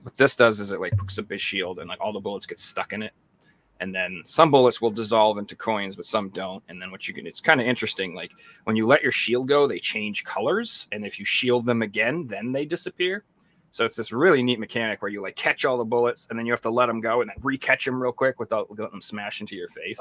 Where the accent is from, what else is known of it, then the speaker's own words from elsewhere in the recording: United States; I'm from America